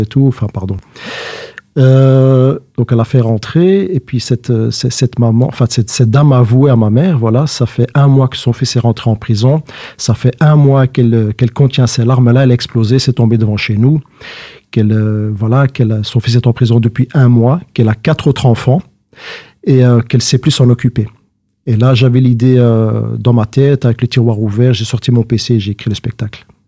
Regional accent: Schaerbeek, Brussels-Capital Region, Belgium; also born or lived in Saint-Josse-ten-Noode; je suis né à Saint-Jos, j'ai grandi à Scarbeck

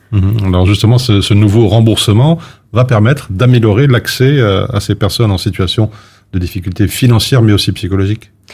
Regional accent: Belgium; chez nous en Belgique

